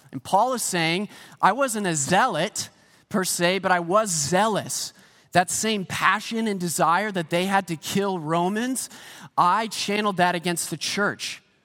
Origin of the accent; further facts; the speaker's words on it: Pennsylvania, United States; moved away as an adult; also born or lived in Saint Petersburg, Florida; now in Canada; I grew up in Pennsylvania